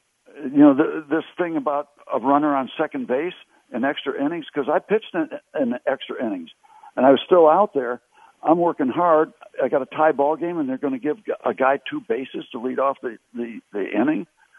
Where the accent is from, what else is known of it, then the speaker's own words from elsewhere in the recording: Connecticut, United States; We had to beg the Pirates to sign me when I came out from Connecticut to try out in 1960.